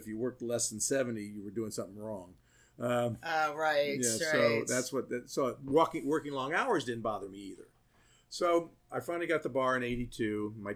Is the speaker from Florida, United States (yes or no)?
no; Columbus, Ohio, United States; moved away as an adult; also born or lived in Ashland, Kentucky; now in Athens, United States; I'm from Columbus, Ohio.